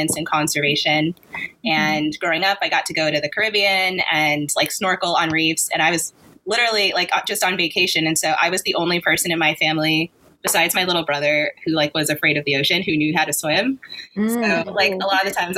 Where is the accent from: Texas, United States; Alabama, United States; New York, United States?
New York, United States; I grew up in New York